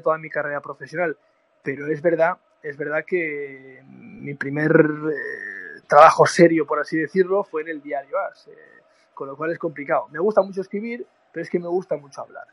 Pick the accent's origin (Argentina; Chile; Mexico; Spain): Spain; Irún, Basque Country; he crecido con la radio porque yo soy de Irún en Irún tenemos una emisora de radio